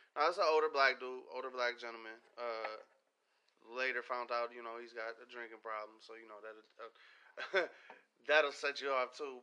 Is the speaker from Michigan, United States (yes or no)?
yes; Pontiac, Michigan, United States; moved away; I grew up in Pontiac. I lived in Pontiac.